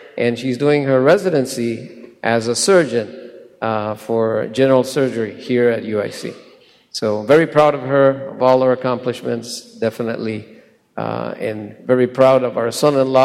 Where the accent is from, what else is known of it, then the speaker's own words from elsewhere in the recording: Puerto Rico; also born or lived in Chicago; I was born in Puerto Rico in 1960. Boricua